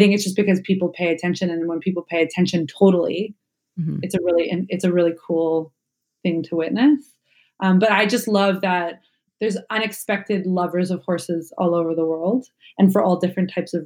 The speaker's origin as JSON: {"language": "English", "country": "Canada", "said": "I'm Canadian"}